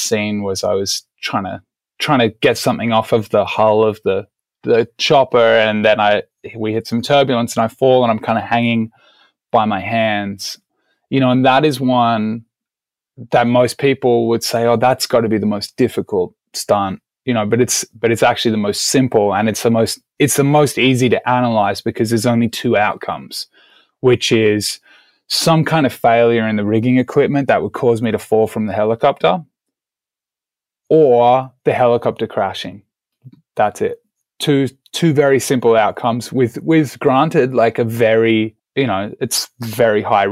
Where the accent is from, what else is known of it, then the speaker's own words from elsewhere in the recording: Australia; moved away as an adult; now in California, United States; I'm originally Australian, as I'm sure you all can hear